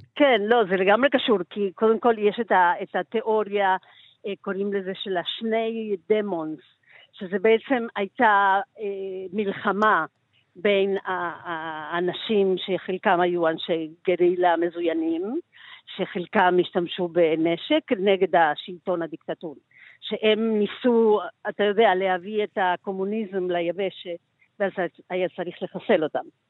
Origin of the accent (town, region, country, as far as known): Argentina; now in Tel Aviv, Israel